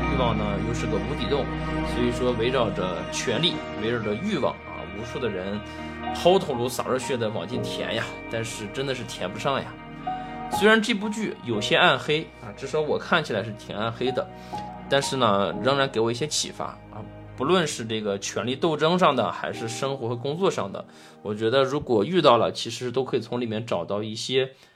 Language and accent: Chinese; China; 我们中国人